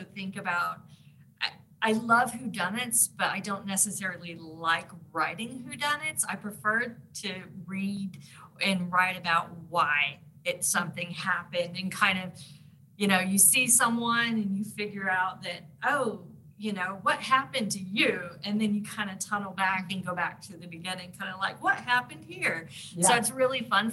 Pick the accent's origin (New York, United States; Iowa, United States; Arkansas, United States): Arkansas, United States; I grew up in Arkansas